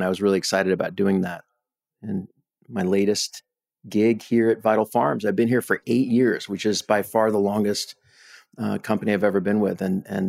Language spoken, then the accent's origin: English; East Coast, United States; born there; now in Austin, United States; So I was born on the East Coast. I'm a product of parents on both coasts, very blue state upbringing. For the last 21 years, I've lived in Austin, Texas.